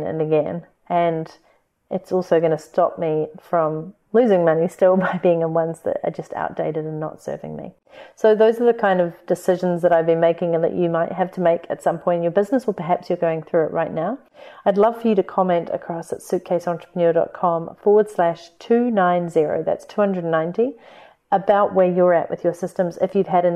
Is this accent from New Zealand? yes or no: yes; New Zealand; accent: Kiwi; my Kiwi accent